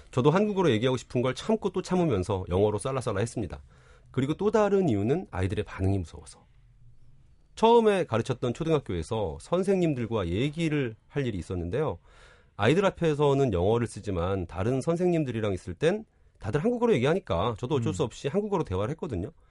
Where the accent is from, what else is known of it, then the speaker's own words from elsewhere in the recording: Seoul, South Korea; born there; 나는 서울에서 태어났지만